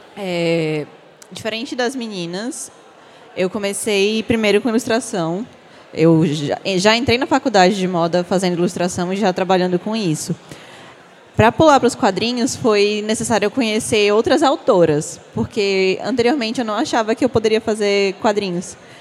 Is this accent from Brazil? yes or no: yes; Aracati, Ceará, Brazil; now in Fortaleza, Brazil; Nasci em Aracati, mas moro em Fortaleza já tem muito tempo